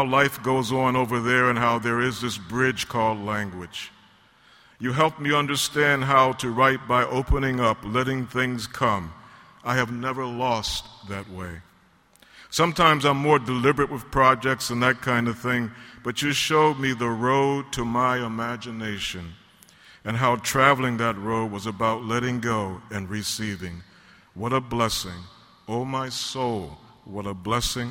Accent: Baltimore, Maryland, United States; I'm from Baltimore. This is my home, as some of you know

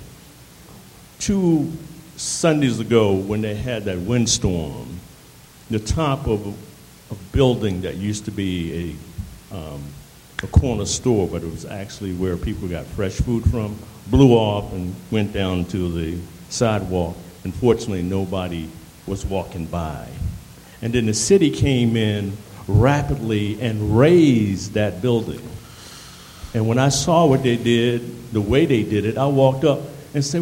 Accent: Annapolis, Maryland, United States; now in Baltimore, United States; I come from Annapolis, like that brother come from D.C., and I settled here in Baltimore

